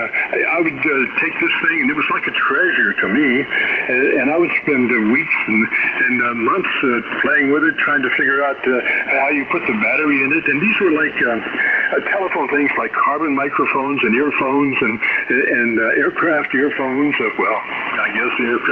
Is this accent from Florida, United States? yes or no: yes; West Palm Beach, Florida, United States; my hometown was West Palm Beach